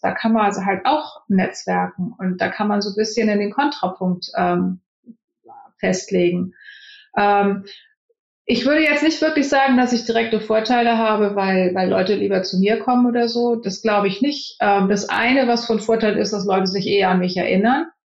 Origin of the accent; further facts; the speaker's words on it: Germany; moved away as an adult; now in Silicon Valley, United States; Als Deutscher